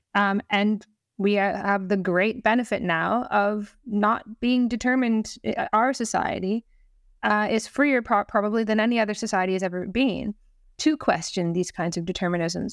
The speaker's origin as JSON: {"language": "English", "country": "Canada", "moved": "yes", "lives_now": "Wales, United Kingdom", "said": "I'm Canadian First Nations."}